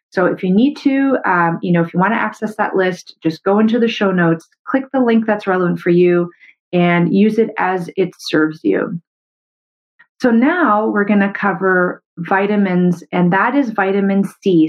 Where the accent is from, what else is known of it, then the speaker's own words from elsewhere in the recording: Canada; I'm a Canadian medical doctor